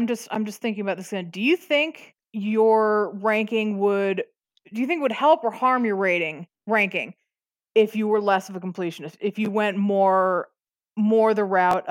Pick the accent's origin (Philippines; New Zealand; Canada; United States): United States; Midwest; I'm from the Midwest.